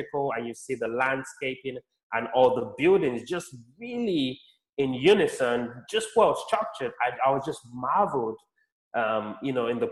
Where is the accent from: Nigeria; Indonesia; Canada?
Nigeria; also born or lived in London, United Kingdom; now in United States; I was born in Nigeria, lived in the UK, London, UK for a bit, about 10 years. And now I live in the United States